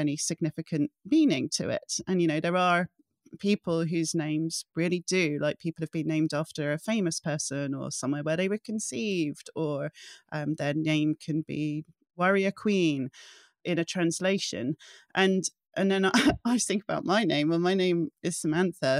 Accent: England, United Kingdom; also born or lived in Scotland; I'm Caucasian, I'm a daughter to an English mother and a Scottish father, I grew up in England

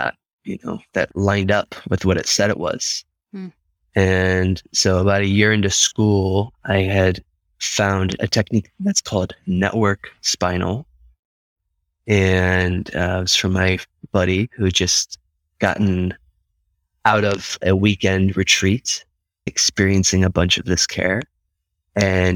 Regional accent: Ohio, United States; moved away as an adult; also born or lived in Atlanta, Georgia; now in Encinitas, United States; I'm from Ohio

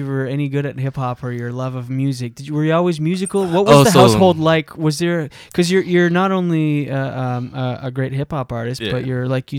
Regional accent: Moncton, New Brunswick, Canada; moved away; because I'm from Moncton, New Brunswick, which is 2.5 hours up the road.

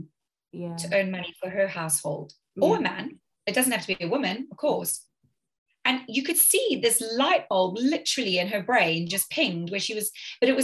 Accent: South Africa; now in United Kingdom; I grew up in South Africa where typically a lot of people had help.

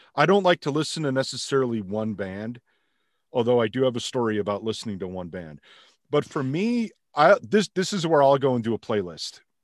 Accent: outside of Chicago, Illinois, United States; I grew up outside of Chicago

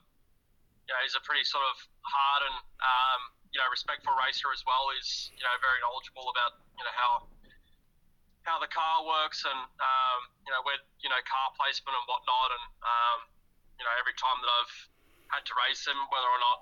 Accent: Perth, Western Australia, Australia; moved away; my hometown, as you would say, being born and raised in Perth, Western Australia

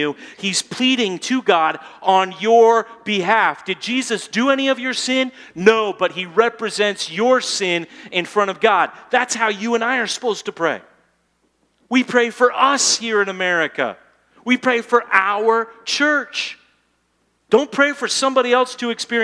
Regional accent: United States; I'm an American

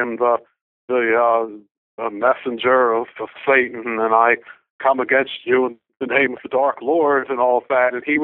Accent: Baltimore, Maryland, United States; I grew up in Baltimore.

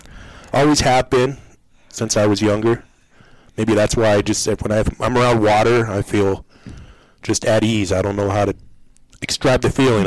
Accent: Englewood, Colorado, United States; I was raised in Englewood

